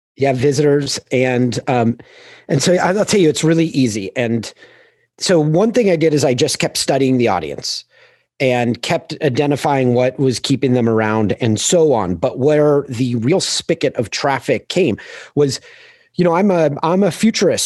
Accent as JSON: {"language": "English", "town": "Manhattan Beach", "region": "California", "country": "United States", "tie": "born or raised there", "said": "I grew up in Manhattan Beach, Hermosa Beach, Southern California, just south of L"}